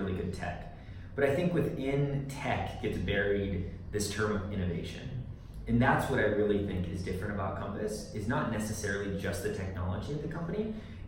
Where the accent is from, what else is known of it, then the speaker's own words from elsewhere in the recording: Northern California, United States; moved away as an adult; now in Colorado, United States; I grew up in Northern California and then moved down to Southern California.